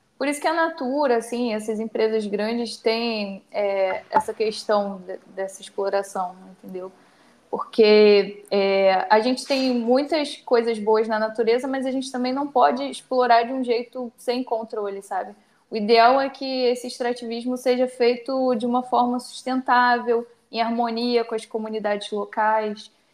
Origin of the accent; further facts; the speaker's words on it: Baixada Fluminense, Rio de Janeiro, Brazil; Sou estudante, cria da Baixada Fluminense